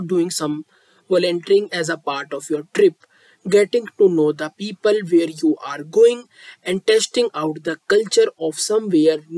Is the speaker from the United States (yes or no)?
no; India; I am from India.